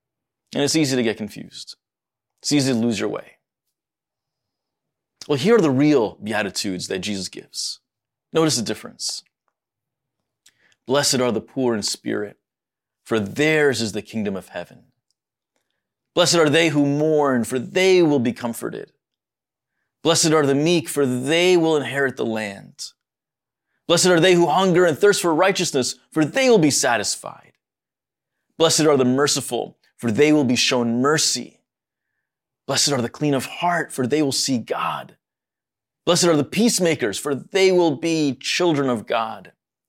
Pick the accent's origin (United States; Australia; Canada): United States; born there; As a Middle Easterner, my heart is deeply concerned for all the parties involved. And while I was born here in the States, my parents and everyone before was born in Egypt.